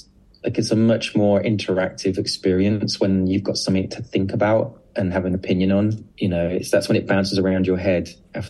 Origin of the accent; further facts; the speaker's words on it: United Kingdom; because I'm very British about it, and I think everyone hates everything